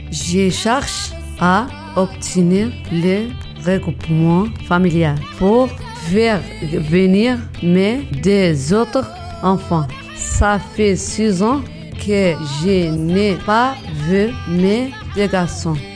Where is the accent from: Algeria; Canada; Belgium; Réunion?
Algeria; Tindouf; French is a second language; Je viens du Sahara occidental, mais je n'ai jamais pu vivre dans mon pays parce qu'il y a la guerre depuis 1975 avec le Maroc. Comme beaucoup de Sahraouis, je suis née en exil en Algérie.